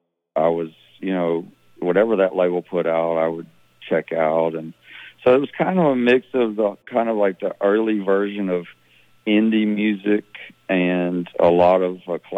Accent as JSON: {"language": "English", "town": "Laurel", "region": "Mississippi", "country": "United States", "tie": "born or raised there", "also_born_or_lived": "Arkansas / Dallas, Texas / New Orleans / New York City", "said": "I grew up in Laurel, Mississippi, which is, there's a show called My Hometown that is filmed in Laurel, Mississippi, where I grew up."}